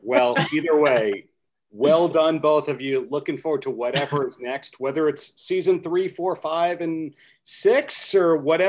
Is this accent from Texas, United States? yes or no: no; Long Island, New York, United States; I grew up on Long Island, hated it. Wound up coming back to this wonderful beach town called Long Beach